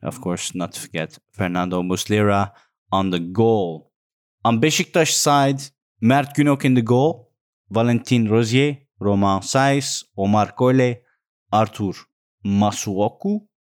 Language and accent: English; Amsterdam, North Holland, Netherlands; I'm from Holland, Amsterdam